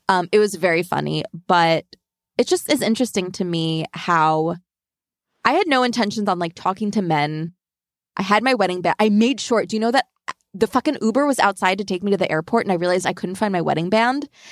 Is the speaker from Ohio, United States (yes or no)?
no; Long Island, New York, United States; I'm from Long Island